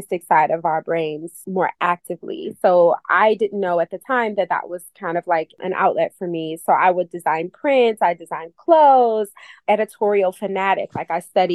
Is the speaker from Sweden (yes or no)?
no; Cleveland, Ohio, United States; now in New York City, United States; I am originally from Cleveland, Ohio, so I'm not a native New Yorker